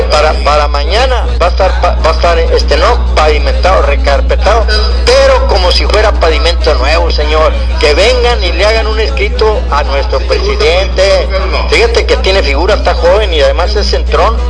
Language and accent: Spanish; Río Bravo, Tamaulipas, Mexico; aquí somos de Río Bravo